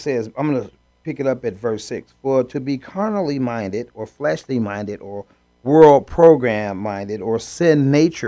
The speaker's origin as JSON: {"language": "English", "country": "United States", "tie": "born or raised there", "said": "I was born in the United States of America"}